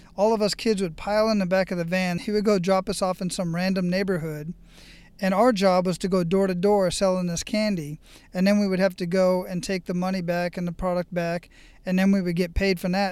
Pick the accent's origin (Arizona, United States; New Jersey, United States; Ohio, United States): Arizona, United States; Phoenix; moved away as an adult; I was born and raised in Phoenix, Arizona